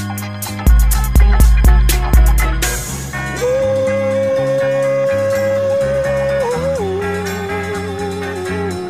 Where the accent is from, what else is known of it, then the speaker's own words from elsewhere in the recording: Dallas, Texas, United States; I grew up in South Dallas.